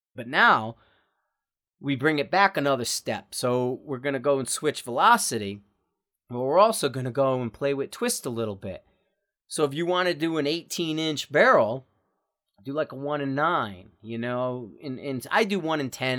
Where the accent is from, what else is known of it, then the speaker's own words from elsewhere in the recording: Bridgeport, Connecticut, United States; moved away; I'm from Bridgeport, Connecticut.